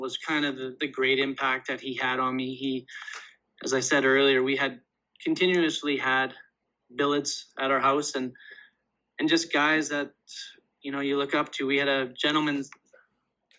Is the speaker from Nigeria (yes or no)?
no; Canada; I'm from Canada